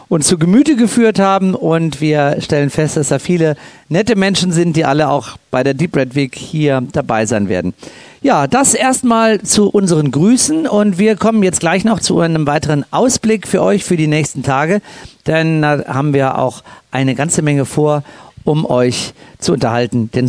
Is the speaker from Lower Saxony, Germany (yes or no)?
no; Cologne, North Rhine-Westphalia, Germany; ihr könnt euch vorstellen, dass ich als Kölner mir es nicht entgehen lasse, bei der Eröffnungsveranstaltung einen kleinen Schwenk zu machen in Richtung Kölle